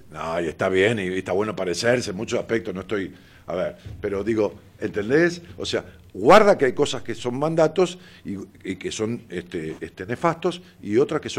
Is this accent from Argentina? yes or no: yes; Ramos Mejía, Buenos Aires Province, Argentina; iba caminando por una vereda de mi pueblo, de Ramos Mejía